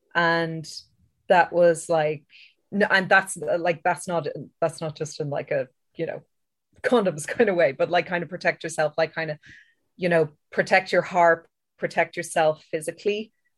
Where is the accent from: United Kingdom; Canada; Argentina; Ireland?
Ireland; I know that as an Irish person, we're kind of inbuilt to feel guilt and shame, like about a lot of things anyway.